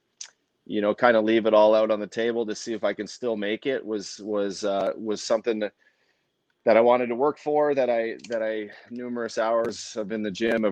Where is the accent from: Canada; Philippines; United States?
Canada; Fort McMurray, Alberta; I grew up in Fort McMurray, Alberta